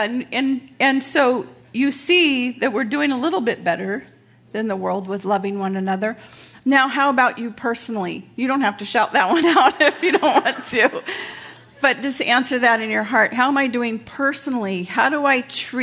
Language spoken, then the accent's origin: English; Carson, California, United States; moved away; I grew up in a really rough neighborhood, I grew up in Carson, California